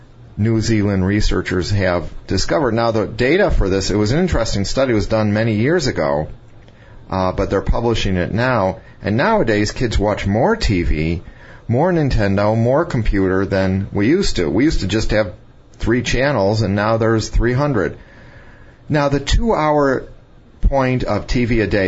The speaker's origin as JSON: {"language": "English", "town": "Chicago", "region": "Illinois", "country": "United States", "tie": "born or raised there", "said": "I grew up around Chicago"}